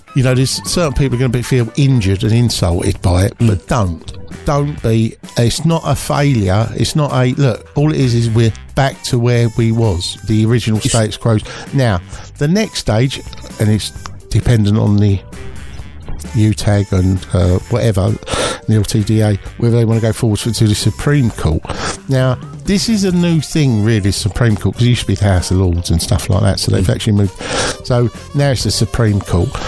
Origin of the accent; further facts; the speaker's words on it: Ireland; I'm Irish